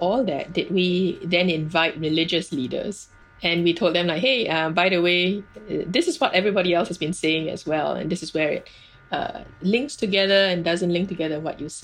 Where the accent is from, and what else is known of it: Singapore